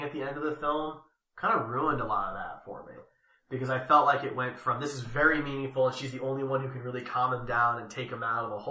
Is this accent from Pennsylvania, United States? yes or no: yes; Philadelphia, Pennsylvania, United States; I'm from Philadelphia